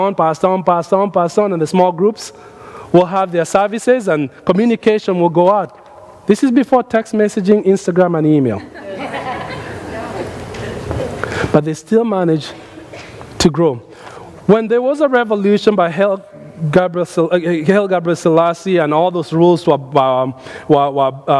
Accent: Nairobi, Kenya; now in United States; when I was growing up in Nairobi, we did something at our church in Nairobi as a young man

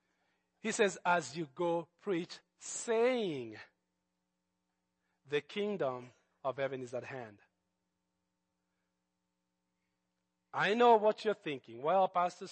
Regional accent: Nairobi, Kenya; when Jesus came into my life as a teenager, growing up in Nairobi

